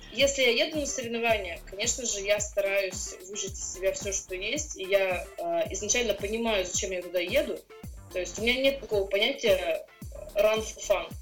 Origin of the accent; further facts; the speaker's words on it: Russia; я первая россиянка